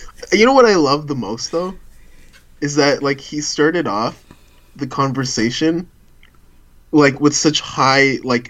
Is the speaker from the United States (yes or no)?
no; Canada; I'm from Canada